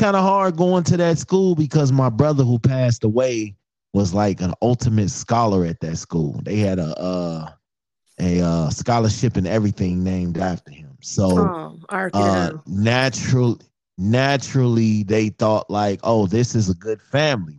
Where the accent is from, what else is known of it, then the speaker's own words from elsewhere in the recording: Chicago, Illinois, United States; born and raised in the streets of Chicago